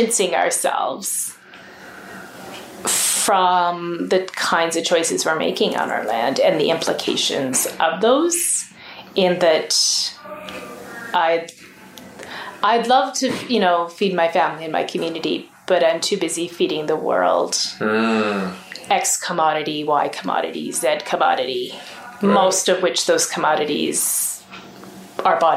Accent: Alberta, Canada; as proud to be Canadian as I am Albertan

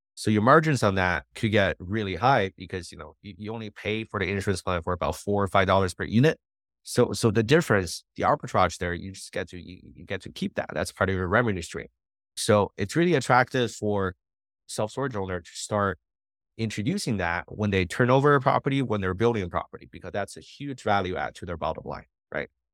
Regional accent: Montreal, Quebec, Canada; moved away as an adult; also born or lived in New Brunswick; now in Las Vegas, United States; I'm from Montreal, from a big city

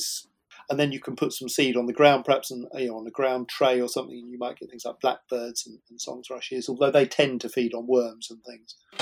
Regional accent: Shepperton, South East England, United Kingdom; growing up in West London in the suburbs um, around Shepperton

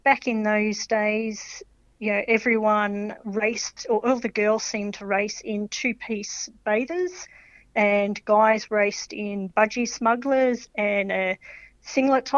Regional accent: Melbourne, Victoria, Australia; I grew up in Melbourne

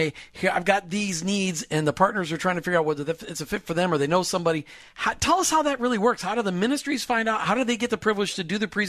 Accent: Minnesota, United States; I grew up in Minnesota. We didn't roll R's in Minnesota.

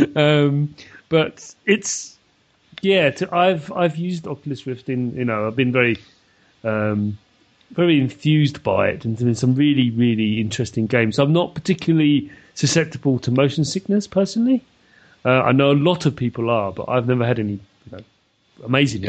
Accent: London, United Kingdom; moved away; born and bred in London

